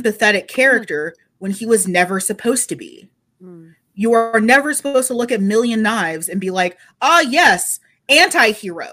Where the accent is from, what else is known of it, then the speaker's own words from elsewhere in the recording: Texas, United States; I'm not just an American, but also a Texan